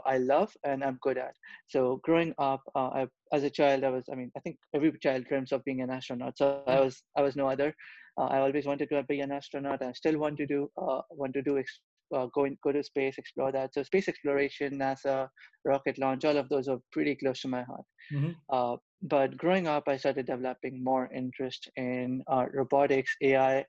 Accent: Kolkata, West Bengal, India; moved away as an adult; also born or lived in Europe; now in United States; I was born and brought up in Kolkata, India.

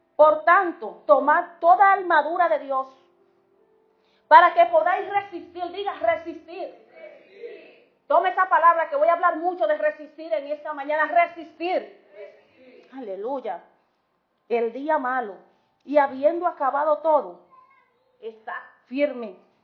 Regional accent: Dominican Republic; somos dominicanos de pura cepa

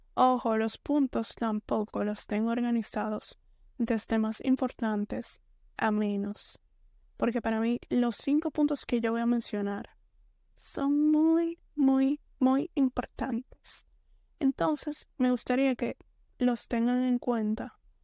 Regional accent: Dominican Republic; soy de la República Dominicana. entonces soy dominicana.

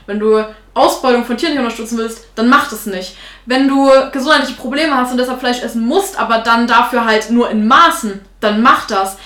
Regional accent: Thuringia, Germany; Ich bin Thüringerin

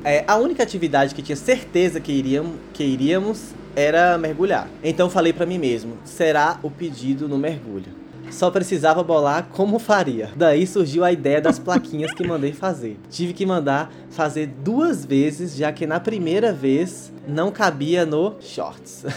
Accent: Bahia, Brazil; eu sou baiano

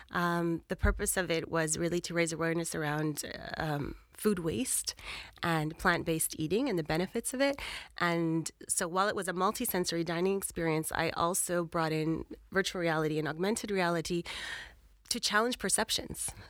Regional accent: Canada; moved away as an adult; now in London, United Kingdom; I'm Canadian. I've been living in London for 20 years.

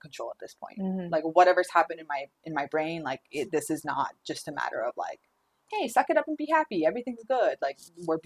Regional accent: Orange County, California, United States; also born or lived in North Hollywood; when I moved back home, when I moved back to Orange County from North Hollywood

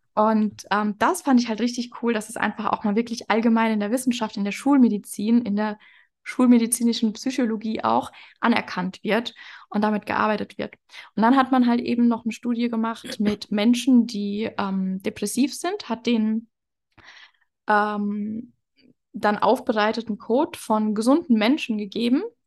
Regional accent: Germany; moved away as an adult; now in Mexico; in Deutschland geboren zu sein, aus Deutschland

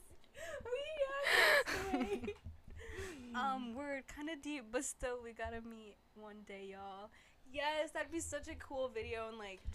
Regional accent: Boston area, Massachusetts, United States; we're from Boston.

